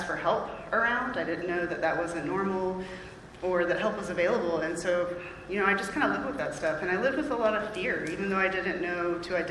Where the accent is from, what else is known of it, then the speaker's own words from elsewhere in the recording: Raleigh, North Carolina, United States; I'm from Raleigh. I grew up around here